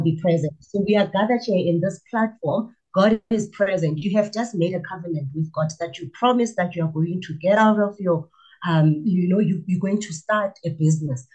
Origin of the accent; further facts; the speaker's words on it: Pretoria, Gauteng, South Africa; I was born and bred in Pretoria in the dusty streets of Soshanguve